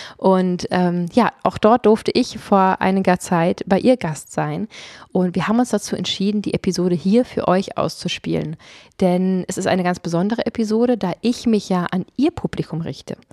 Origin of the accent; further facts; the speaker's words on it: Potsdam, Brandenburg, Germany; ich komme aus Potsdam